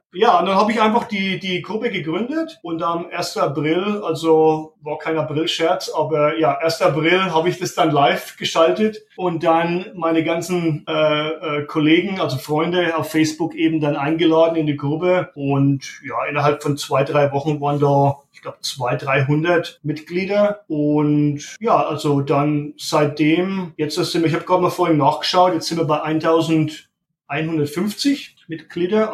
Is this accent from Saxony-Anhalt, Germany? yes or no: no; Strössendorf, Bavaria, Germany; moved away as an adult; also born or lived in Altenkunstadt; now in Oklahoma, United States; Ich bin ursprünglich aus Strösendorf, später dann nach Altenkunststadt gezogen und bin seit fast 20 Jahren in Oklahoma jetzt